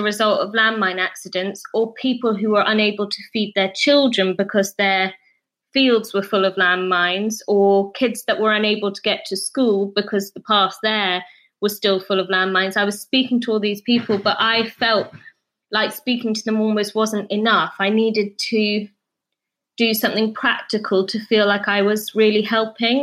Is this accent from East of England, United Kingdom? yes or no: no; Scotland, United Kingdom; where I was brought up in Scotland.